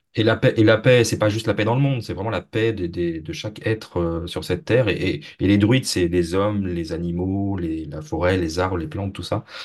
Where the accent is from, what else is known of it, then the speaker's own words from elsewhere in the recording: Brittany, France; je suis français, mais je viens de, la région bretonne, donc pas très loin de la région bretonne